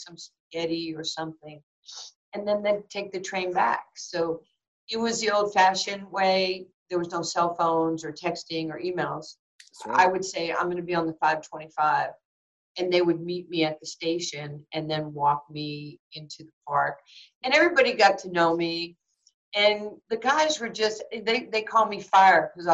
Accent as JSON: {"language": "English", "region": "New York", "country": "United States", "tie": "born or raised there", "said": "You and I growing up in New York"}